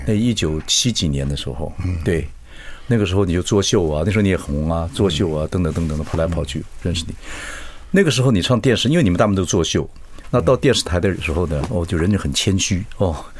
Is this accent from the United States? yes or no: no; Chiayi, Taiwan; moved away; 我们嘉义人